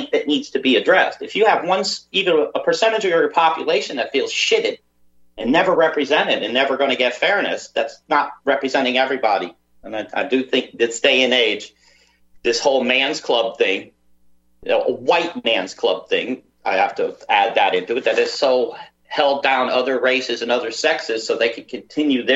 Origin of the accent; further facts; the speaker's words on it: United States; moved away as an adult; now in Liverpool, United Kingdom; I'm American, by the way. I am American. I lived my first 40 years of my life in the United States